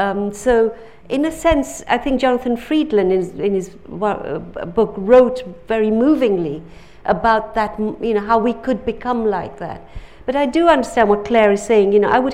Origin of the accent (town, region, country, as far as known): Uganda; now in London, United Kingdom